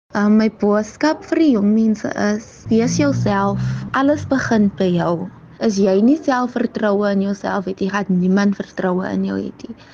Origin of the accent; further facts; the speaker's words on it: Kraaifontein, Western Cape, South Africa; Ek is van Samowillen Kryfontein